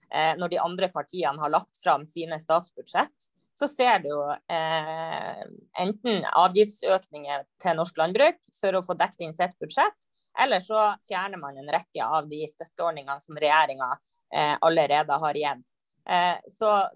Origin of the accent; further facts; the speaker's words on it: Lavangen, Troms, Norway; jeg er jo fra Saugård i eh, Nord-Norge, Lavangen